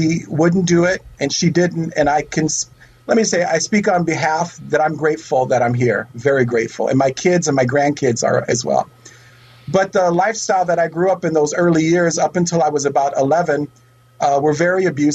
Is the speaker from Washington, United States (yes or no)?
no; Oakland, California, United States; I am a true native. I was born in Oakland